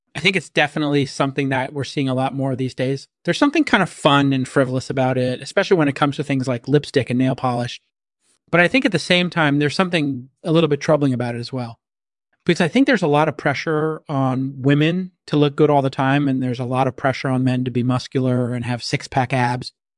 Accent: San Francisco Bay Area, California, United States; I grew up in the San Francisco Bay Area

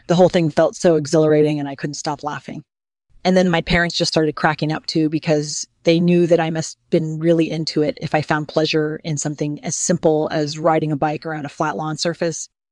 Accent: Washington, District of Columbia, United States; I was born in Washington, D C, and I grew up in a traditional middle class family

